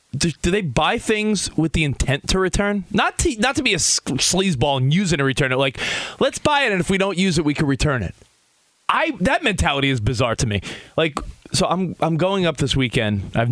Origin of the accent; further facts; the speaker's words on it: East Coast, United States; moved away; I'm from the East Coast originally, so I grew up seeing snow.